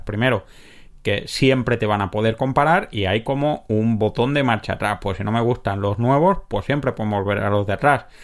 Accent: a village near Granada, Andalusia, Spain; cuando yo era pequeño en mi pueblo había que ir para todo a Granada

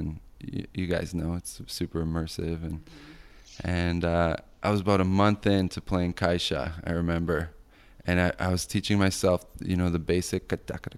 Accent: Vancouver, British Columbia, Canada; I grew up in Vancouver

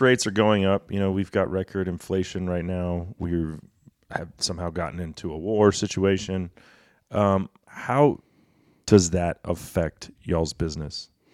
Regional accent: Dallas, Texas, United States; moved away as an adult; now in McKinney, United States; I grew up in Dallas

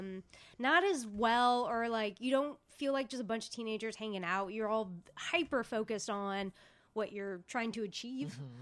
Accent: United States; as a American

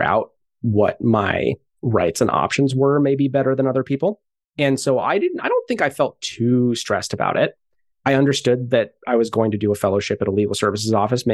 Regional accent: Santa Barbara, California, United States; I grew up in Santa Barbara.

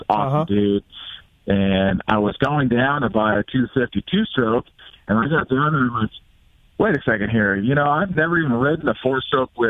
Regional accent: Rancho Cucamonga, California, United States; moved away as an adult; also born or lived in Cleveland, Ohio / Texas; now in Fort Worth, United States; I am a SoCal born and, well, not born. I was raised there. I was born in Cleveland, Ohio

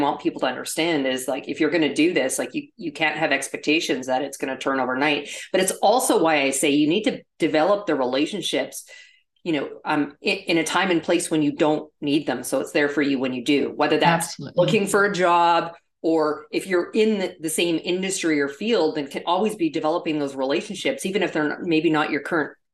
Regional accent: Canada; moved away as an adult; also born or lived in Toronto / New York; I'm actually originally from Canada. And so I had a residence in Toronto, but worked in New York, and would go back and forth

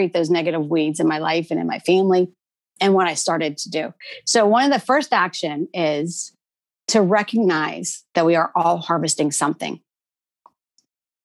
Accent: East Coast, United States; we're from the East Coast

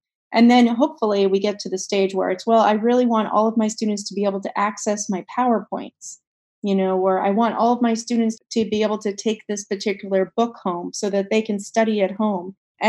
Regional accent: Pakistan; also born or lived in Poland; growing up in Pakistan and growing up in Poland, I was in environments that were extremely restrictive when it came to education.

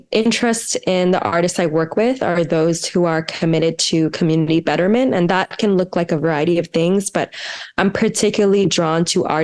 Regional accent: New Jersey, United States; I grew up right outside of Philadelphia, New Jersey.

